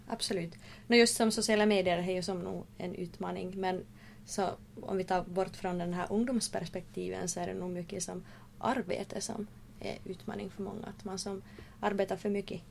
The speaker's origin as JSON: {"language": "Swedish", "town": "Oulu", "region": "North Ostrobothnia", "country": "Finland", "moved": "as an adult", "lives_now": "Vaasa, Finland", "said": "från Uleåborg"}